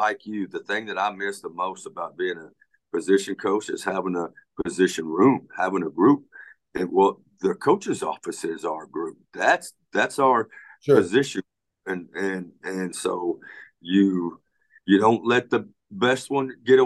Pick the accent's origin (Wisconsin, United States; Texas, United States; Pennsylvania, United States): Texas, United States; Pasadena; I grew up in Pasadena, Texas